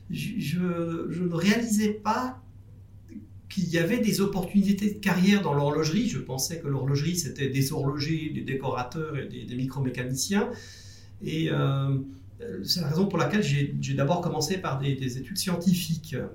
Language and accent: French; Jura, Switzerland; born there; also born or lived in Zurich; on habitait Zurich à l'époque. Mhm. Moi je suis né dans le Jura en Suisse.